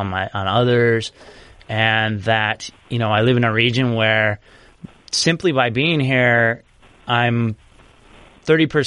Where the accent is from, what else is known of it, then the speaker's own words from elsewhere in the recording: Los Angeles, California, United States; I relate to just as an Angeleno